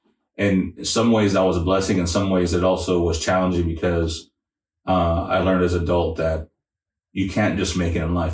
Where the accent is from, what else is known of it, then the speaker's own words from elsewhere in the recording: San Antonio, Texas, United States; moved away as an adult; now in Oklahoma, United States; I'm a transplant from San Antonio, so I bring some of those experiences and backgrounds to Oklahoma, but Oklahoma is my home now.